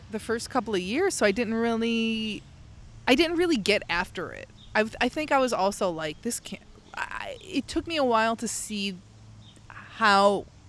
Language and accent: English; Midwest, United States; growing up in the Midwest in, like, a really blue collar area, a lot of, you know, like, it's all working class people.